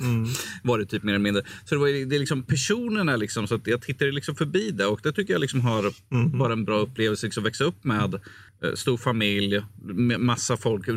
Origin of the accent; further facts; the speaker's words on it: Örebro, Örebro County, Sweden; also born or lived in Hovsta; jag växte upp i, i Vivalla här då. Mm. Det var ju, och sen flyttade jag till Hovsta i tredje klass